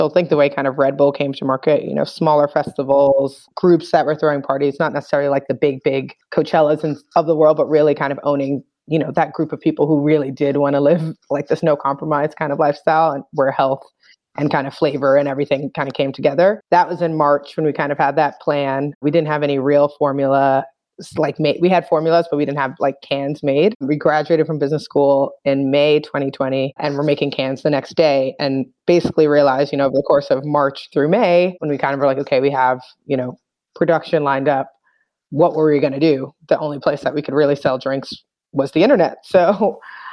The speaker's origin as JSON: {"language": "English", "town": "New York City", "region": "New York", "country": "United States", "tie": "born or raised there", "also_born_or_lived": "United Kingdom", "moved": "yes", "said": "I grew up in the Bronx in New York"}